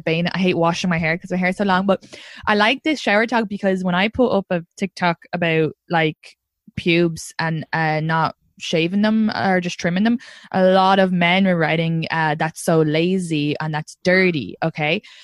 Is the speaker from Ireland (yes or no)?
yes; Ireland; now in New York, United States; I'm from Ireland